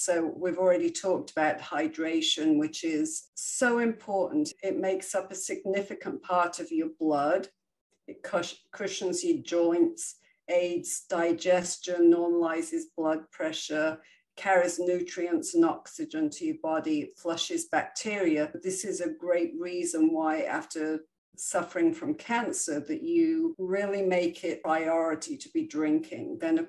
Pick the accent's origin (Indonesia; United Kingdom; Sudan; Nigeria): United Kingdom; England; now in United States; I came obviously from England, where we would go to the bakery every other day and buy fresh made bread. When I came to the States and I went to the grocery store